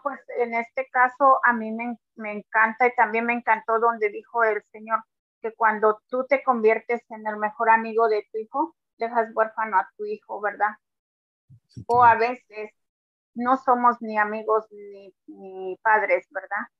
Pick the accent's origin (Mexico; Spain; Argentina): Mexico; now in New Jersey, United States; Aquí en New Jersey, yo soy de México